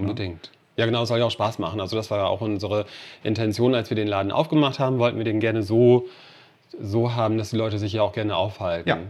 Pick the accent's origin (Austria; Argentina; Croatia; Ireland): Ireland; Cork, Munster; now in Meppen, Germany; aus meiner Heimatstadt, aus Cork